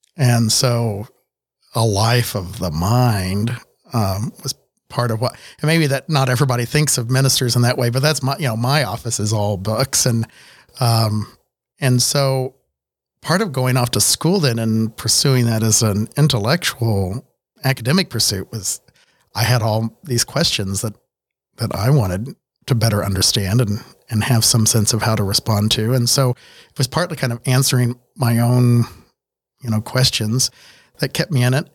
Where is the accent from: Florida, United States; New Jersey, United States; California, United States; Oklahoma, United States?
Oklahoma, United States; Miami; I grew up in Miami, Oklahoma, town of about fifteen thousand at that point in the seventies and eighties